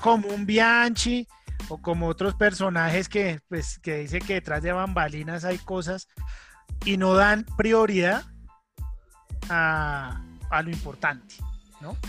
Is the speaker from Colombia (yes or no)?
yes; Colombia; nosotros somos colombianos